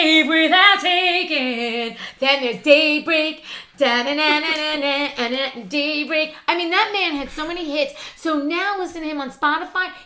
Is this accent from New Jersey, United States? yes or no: yes; Palisades Park, New Jersey, United States; I grew up in Palisades Park, New Jersey